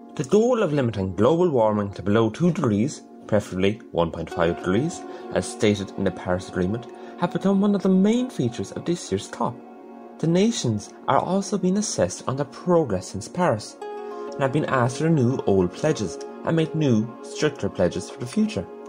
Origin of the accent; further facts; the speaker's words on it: East Galway, Connacht, Ireland; I'm 16, I'm from East Galway